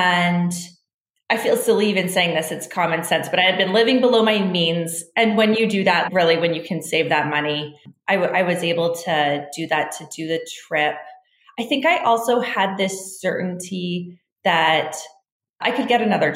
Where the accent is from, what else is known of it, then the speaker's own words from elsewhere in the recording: Canada; I grew up in Canada, very middle-class lifestyle